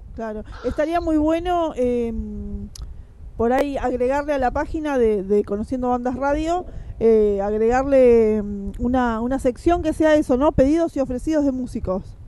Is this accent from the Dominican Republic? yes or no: no; Quilmes, Buenos Aires Province, Argentina; yo que soy de acá de Quilmes